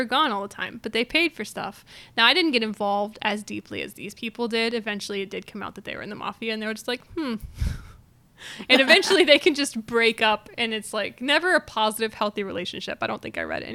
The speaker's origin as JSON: {"language": "English", "region": "the Southern United States", "country": "United States", "said": "I'm from the South"}